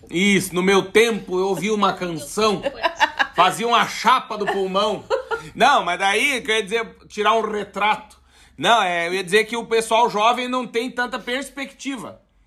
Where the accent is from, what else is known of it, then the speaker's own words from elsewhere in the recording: Brazil; Nós, como bons brasileiros